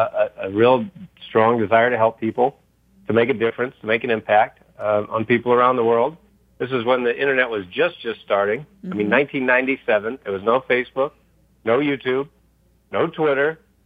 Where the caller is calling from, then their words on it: Ohio, United States; From Northeast Ohio.